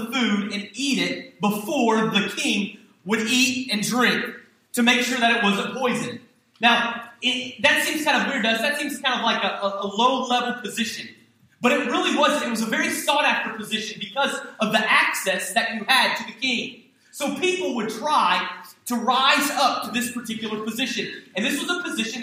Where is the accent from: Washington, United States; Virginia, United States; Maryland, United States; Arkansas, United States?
Virginia, United States; Hampton; the church that I grew up in Hampton, Virginia